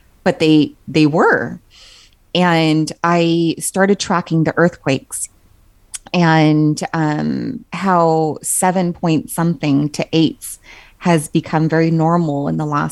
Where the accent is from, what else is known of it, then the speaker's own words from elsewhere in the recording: Southern California, United States; moved away; Growing up in Southern California, I mean, we were always forewarned about like earthquakes